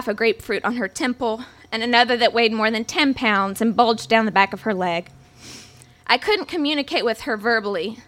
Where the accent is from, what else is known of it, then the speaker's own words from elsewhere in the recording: the Bible Belt, United States; I was raised Catholic in the Bible Belt